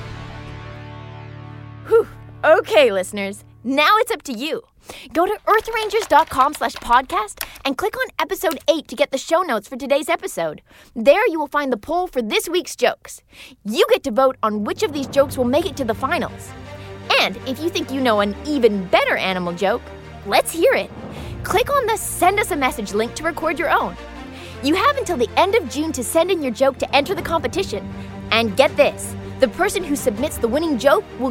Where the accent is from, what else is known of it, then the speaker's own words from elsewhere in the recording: Toronto, Ontario, Canada; my hometown